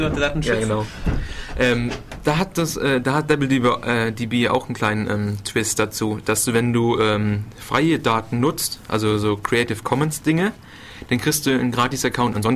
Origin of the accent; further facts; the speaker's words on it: Northern Germany, Germany; ich komme halt aus dem Norden.